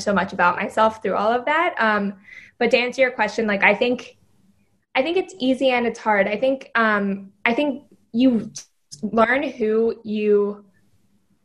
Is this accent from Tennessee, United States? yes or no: yes; Tennessee, United States; moved away as an adult; I grew up in Tennessee